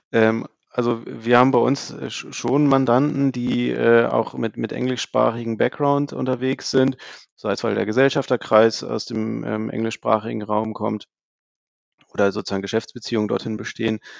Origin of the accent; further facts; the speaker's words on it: Hamburg, Germany; Also ich komme selber aus dem Süden von Hamburg, äh, wohne Richtung Lüneburg